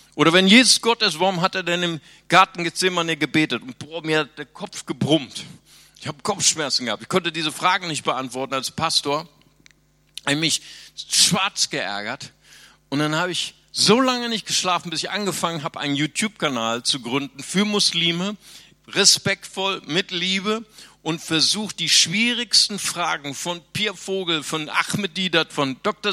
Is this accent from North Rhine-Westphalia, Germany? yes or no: yes; Bonn, North Rhine-Westphalia, Germany; moved away; also born or lived in Brazil